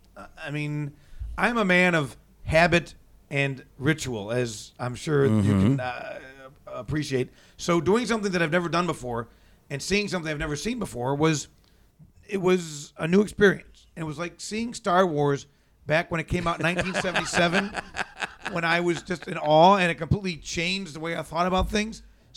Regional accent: Cleveland, Ohio, United States; now in Columbus, United States; I grew up in Cleveland.

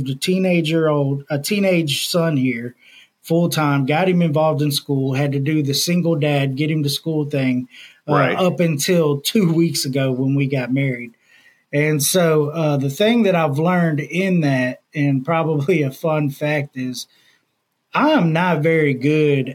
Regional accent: Houston, Texas, United States; now in Louisiana, United States; I was born and raised in Houston, Texas

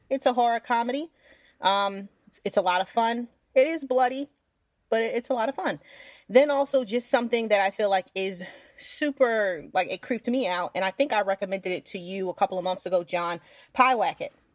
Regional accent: New York, United States; I'm from New York

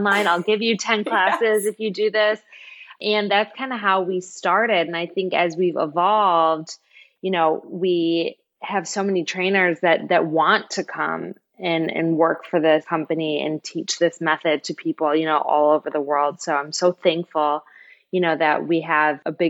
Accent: Michigan, United States; moved away; And I'm from Michigan.

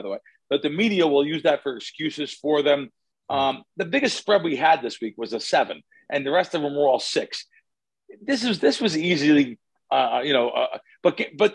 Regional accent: New Jersey, United States; I grew up in Central and North Jersey

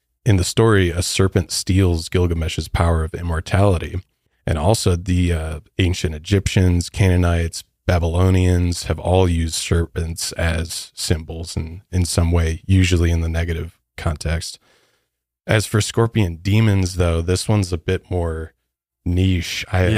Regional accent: Midwest, United States; I'm from the Midwest. So we don't even have something like that.

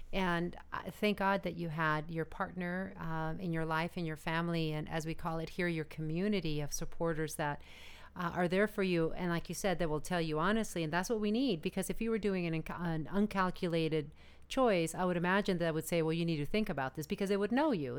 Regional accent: Arizona, United States; now in Los Angeles, United States; I'm originally from Arizona

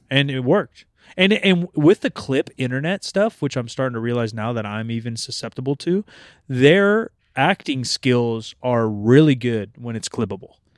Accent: United States; I'm American

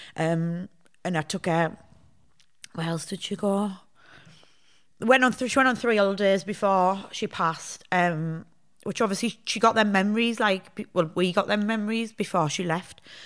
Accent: Hartlepool, North East England, United Kingdom; moved away as an adult; also born or lived in Sheffield; I'm from Hartlepool

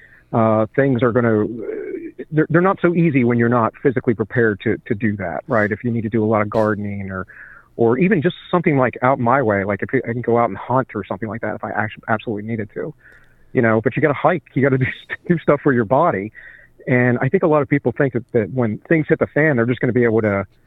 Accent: Western Maryland, United States; now in West Virginia, United States; I grew up in Western Maryland originally.

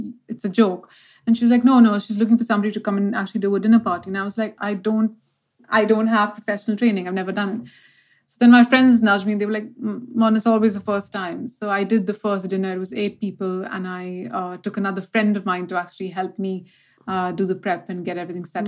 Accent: Mumbai, Maharashtra, India; I was born and brought up in Bombay, or as people call Mumbai.

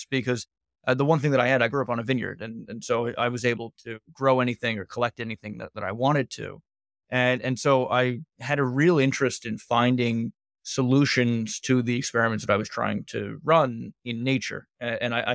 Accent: New York City, New York, United States; I'm a New Yorker, born and raised.

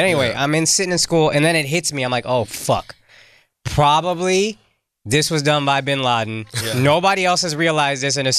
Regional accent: the South, United States; I grew up in the South.

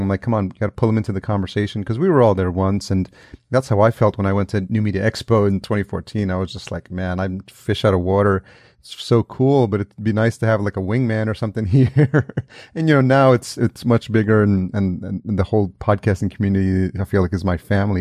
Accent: New York, United States; moved away; I'm from New York originally

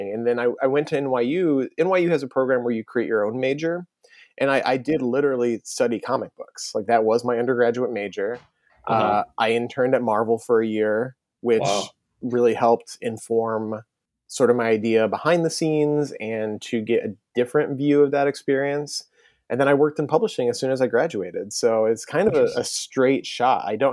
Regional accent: outside of Ann Arbor, Michigan, United States; moved away as an adult; now in New York, United States; I grew up outside of Ann Arbor

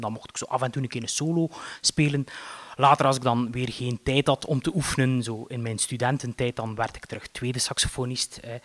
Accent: Eeklo, Flanders, Belgium; ik ben opgegroeid in Eeklo

